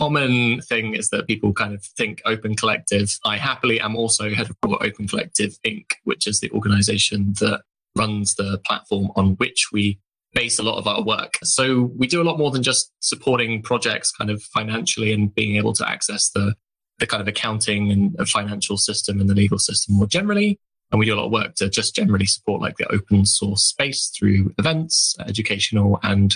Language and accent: English; United Kingdom; as a British person